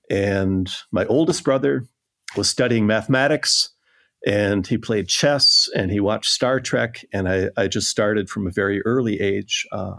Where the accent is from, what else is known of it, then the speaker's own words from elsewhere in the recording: southern Minnesota, United States; moved away as an adult; also born or lived in Pasadena; now in Copenhagen, Denmark; I come from a small town in Minnesota, in southern Minnesota. My father was a Presbyterian minister there, and I guess I grew up influenced by him and by my older siblings. And I'm the youngest of 5 children.